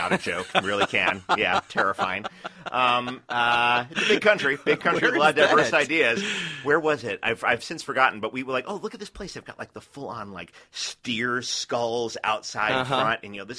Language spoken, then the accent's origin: English; New York City, New York, United States; moved away; I grew up in New York City where there are more cabs than cars.